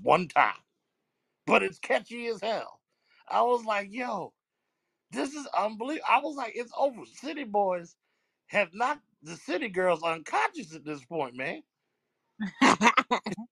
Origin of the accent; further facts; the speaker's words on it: New Jersey, United States; I'm from Jersey